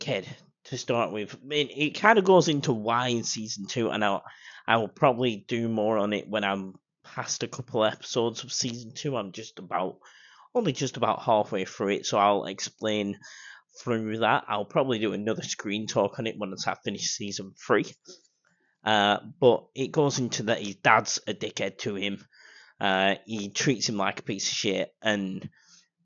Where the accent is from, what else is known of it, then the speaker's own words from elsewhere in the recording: United Kingdom; I'm British.